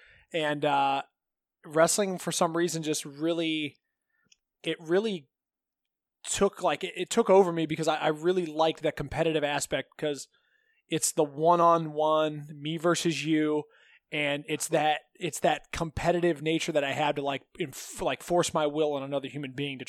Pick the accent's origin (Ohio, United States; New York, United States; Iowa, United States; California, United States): Ohio, United States; Green; I grew up in Green, Ohio. You know, it's a really nice suburb.